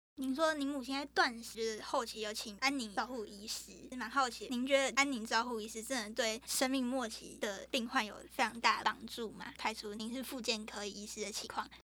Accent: Kinmen County, Taiwan; 我是金门人嗯。然后金门就是比较多那种传统祭祀

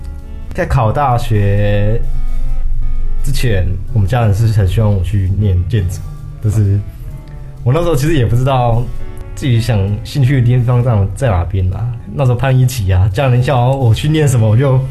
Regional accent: Chiayi, Taiwan; 啊，嘉义我嘉义人啊，嘉义人才

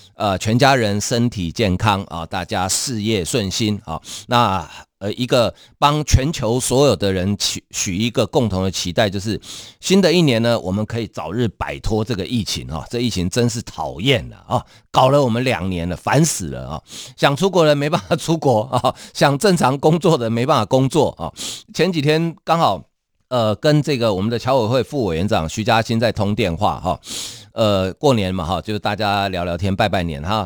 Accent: Taiwan; 我们台湾人会有一个习惯，要到庙里去抢头香

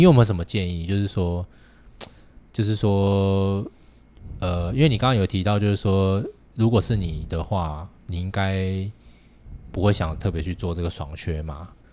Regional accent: Taiwan; 我觉得我们台湾人绝对没有像日本人那么客套

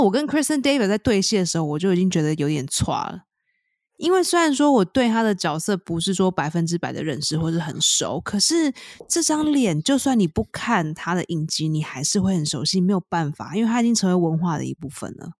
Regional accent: Taiwan; 身为一个台湾人

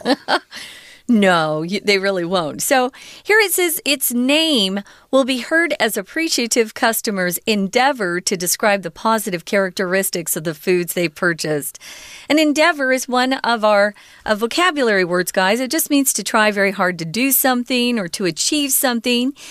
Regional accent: Taiwan

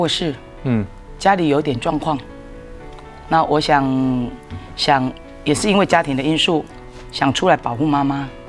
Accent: Changhua County, Taiwan; 那我们彰化人确实在外面工作的、读书的人真的非常的多。

